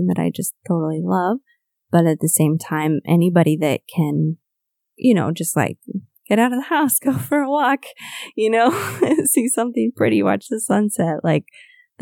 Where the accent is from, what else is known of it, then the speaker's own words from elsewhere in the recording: United States; moved away as an adult; I moved away from the States like more than 10 years ago now